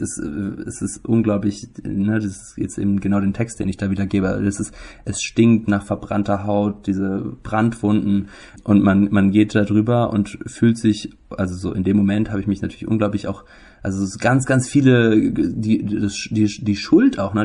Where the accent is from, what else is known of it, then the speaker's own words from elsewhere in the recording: Germany; wir leben als Deutsche